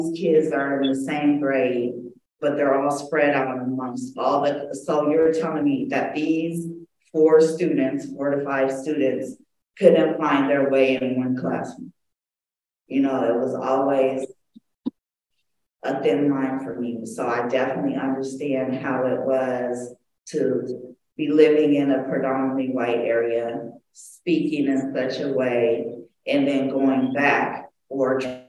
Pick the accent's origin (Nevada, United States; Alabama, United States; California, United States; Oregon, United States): California, United States; Los Angeles; also born or lived in Oakland; I grew up in Los Angeles. I went to school here, elementary all the way to high school